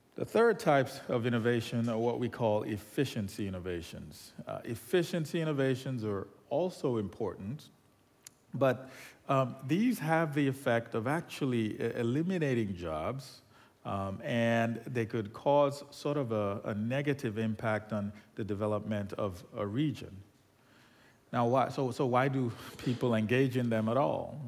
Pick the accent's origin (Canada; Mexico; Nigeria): Nigeria; moved away; I'm originally from Nigeria